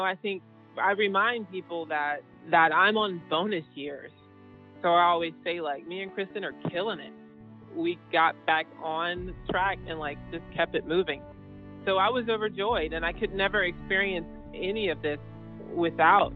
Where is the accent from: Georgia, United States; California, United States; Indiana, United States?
Georgia, United States; I am a painter from Georgia